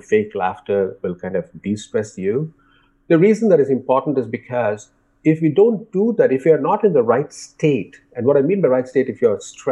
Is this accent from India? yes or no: yes; India; growing up in India